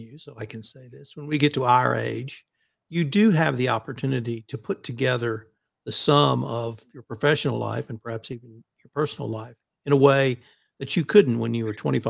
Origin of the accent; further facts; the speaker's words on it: Texas, United States; being a Texan